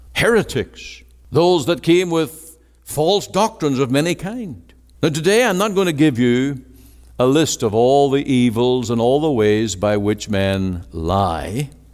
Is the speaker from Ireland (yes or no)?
yes; Ireland; now in Canada